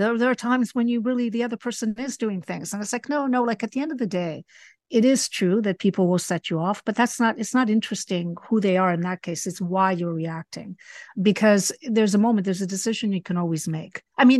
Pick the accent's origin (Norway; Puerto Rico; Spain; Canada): Spain; I was raised partially in Spain, and it was a little bit more oppressive then.